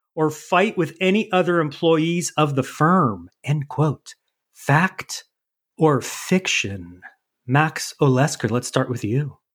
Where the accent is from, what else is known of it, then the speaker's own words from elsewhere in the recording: Canada; I'm not that up on my U.S. history because I'm Canadian.